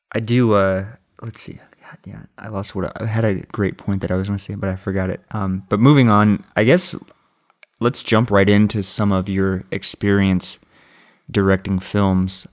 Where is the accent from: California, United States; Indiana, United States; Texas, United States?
Texas, United States; Austin; also born or lived in New York; I'm basically from Austin